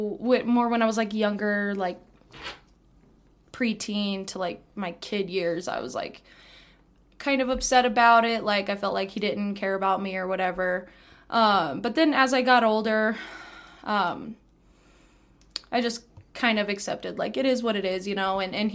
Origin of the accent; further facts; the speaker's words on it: Canyon, Texas, United States; I was born and raised in Canyon, and I was raised by my mom